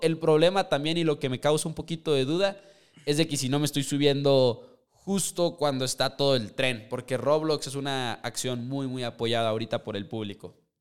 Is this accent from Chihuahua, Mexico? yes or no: yes; Chihuahua, Mexico; somos de Chihuahua, entonces estamos cerca de la frontera